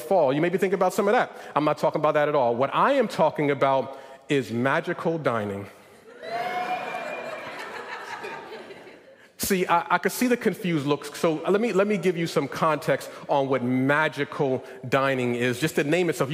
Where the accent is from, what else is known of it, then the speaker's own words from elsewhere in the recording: Northeast, United States; moved away; I come from the Northeast.